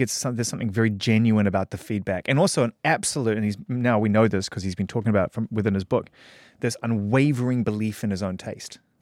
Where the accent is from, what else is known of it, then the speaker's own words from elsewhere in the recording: New Zealand; moved away; return to my home country